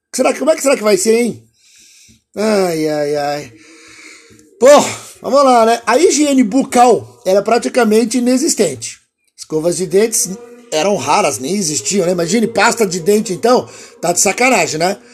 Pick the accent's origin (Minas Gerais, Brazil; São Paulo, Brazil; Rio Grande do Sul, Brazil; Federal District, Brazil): São Paulo, Brazil; Piracicaba; Eu sou do interior lá de Piracicaba